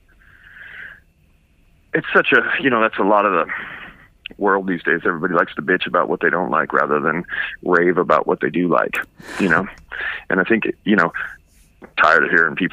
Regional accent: Seattle, Washington, United States; I grew up in Seattle

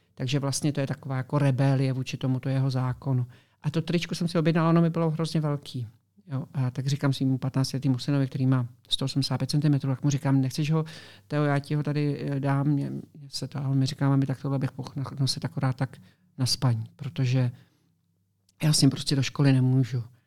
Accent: Czechia; now in Florida, United States; s několika Čechy, co tam žijeme prostě v okolí našem

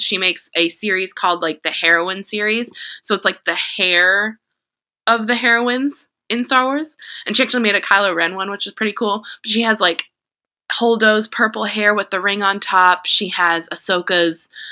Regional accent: Jamaica; I'm Jamaican

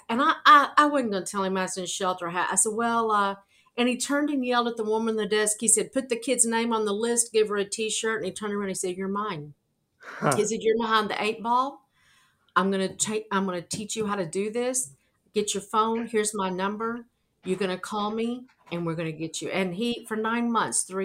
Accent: Arkansas, United States; moved away as an adult; now in New York City, United States; I'm from Arkansas.

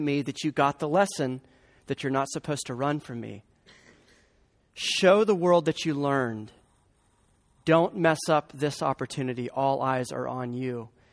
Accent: the Bible Belt, United States; I grew up in the Bible Belt

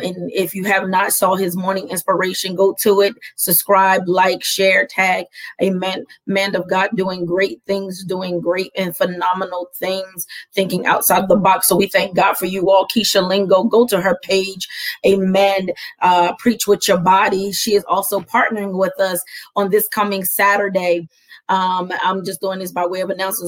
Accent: Camden, New Jersey, United States; moved away; I'm going back to my hometown because that's where I'm born and raised. I'm Camden strong

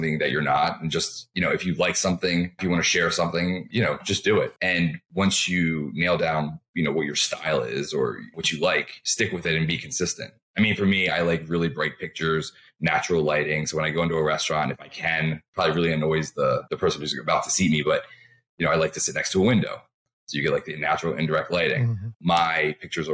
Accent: Baltimore, Maryland, United States; also born or lived in New York / Washington, D.C.; I'd always say Baltimore

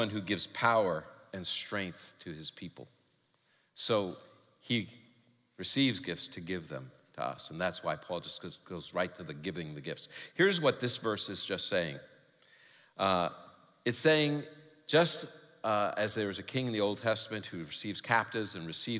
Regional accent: New York City, New York, United States; I'm from New York City

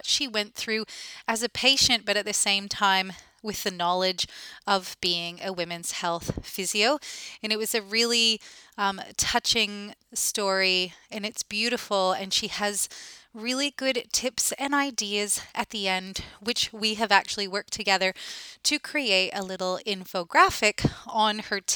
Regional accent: Canada; now in Australia; as a Canadian

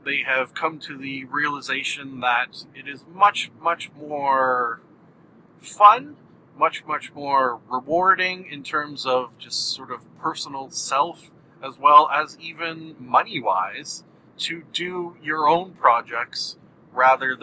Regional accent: Canada; Being Canadian, we had Much Music rather than MTV

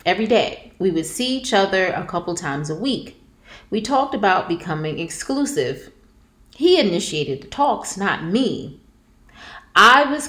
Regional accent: Jersey City, New Jersey, United States; I grew up in Jersey City.

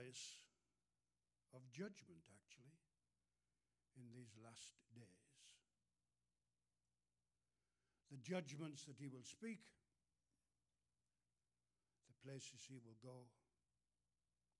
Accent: England, United Kingdom; moved away; And I'm from England. You can tell I'm not from the USA. I'm from England.

